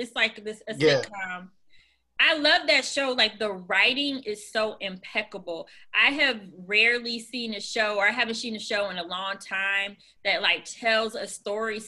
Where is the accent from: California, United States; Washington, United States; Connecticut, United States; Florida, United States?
Florida, United States; moved away; I'm originally from Florida